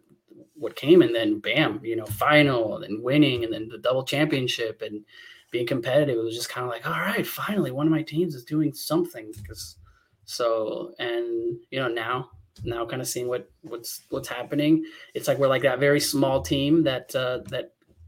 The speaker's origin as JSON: {"language": "English", "town": "León", "region": "Guanajuato", "country": "Mexico", "tie": "born or raised there", "said": "I was born in Leon, Guanajuato, and in Colonia Panorama"}